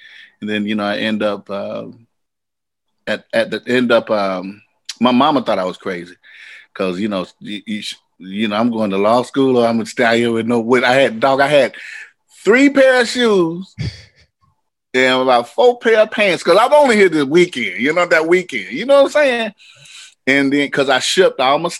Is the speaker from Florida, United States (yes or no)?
yes; Vero Beach, Florida, United States; moved away as an adult; also born or lived in California; I'm from Florida, Vero Beach, Florida